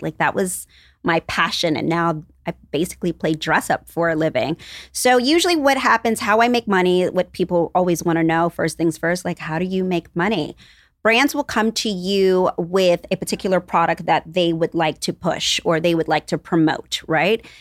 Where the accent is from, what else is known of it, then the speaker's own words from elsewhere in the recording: New York, United States; we are both New Yorkers, but we grew up on two different parts of New York